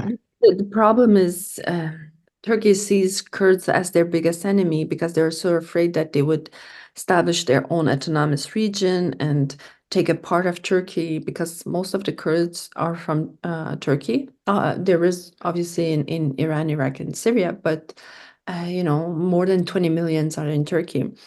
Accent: Canada; I was from Canada.

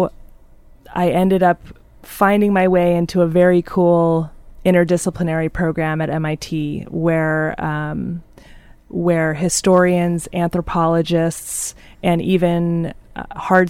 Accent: Philadelphia, Pennsylvania, United States; moved away; I grew up in Philadelphia, and in the city of Philadelphia

